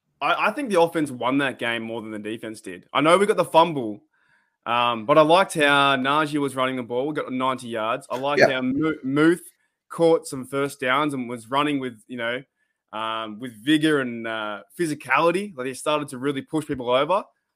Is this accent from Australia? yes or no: yes; Australia; We're from Australia.